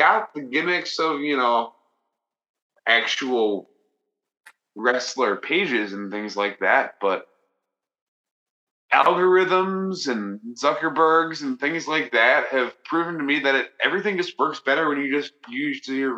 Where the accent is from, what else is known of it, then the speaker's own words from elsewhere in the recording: Green Bay, Wisconsin, United States; my hometown of Green Bay